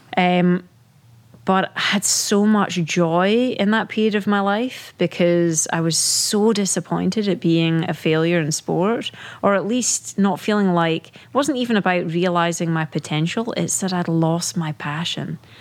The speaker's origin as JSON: {"language": "English", "region": "Scotland", "country": "United Kingdom", "tie": "born or raised there", "moved": "yes", "said": "growing up in in the UK, right? Being British."}